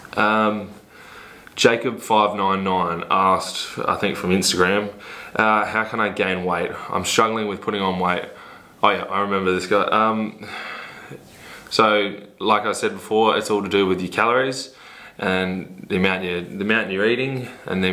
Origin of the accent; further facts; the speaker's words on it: Port Lincoln, South Australia, Australia; moved away; also born or lived in Adelaide, South Australia; I'm originally a country boy from Port Lincoln in South Australia.